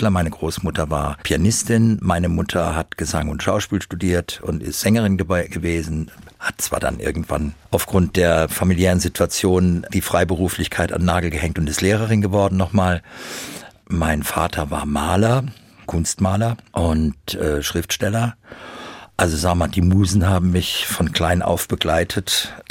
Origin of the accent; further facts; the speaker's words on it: Frankfurt, Hesse, Germany; ich bin halt eben Frankfurter und ich bin hier groß geworden.